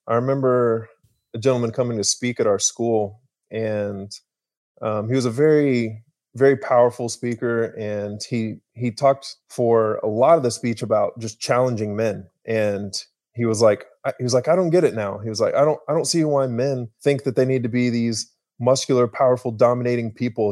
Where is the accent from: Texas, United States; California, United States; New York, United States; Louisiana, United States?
Texas, United States; Argyle; I grew up in small little Texas town called Argyle, Texas